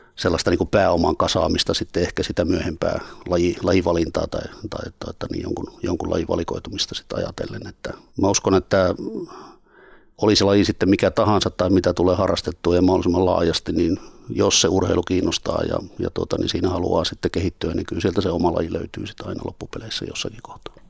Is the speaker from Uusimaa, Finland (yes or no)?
no; Pielavesi, North Savo, Finland; moved away as an adult; now in Turku, Finland; Pielavedin kotikyläni niin Laukkalan